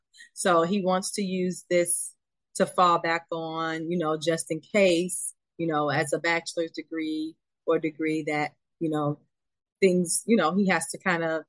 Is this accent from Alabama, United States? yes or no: no; Meridian, Mississippi, United States; I'm 51. I was raised in Meridian, Mississippi. And if you recall about us born in the 70s, the parents weren't doing a whole lot of hand holding.